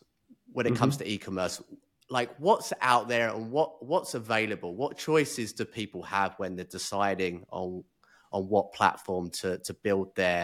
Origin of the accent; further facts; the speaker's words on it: Chislehurst, London, United Kingdom; now in Kuala Lumpur, Malaysia; So I'm originally from Chislehurst. I don't know if you know where that's.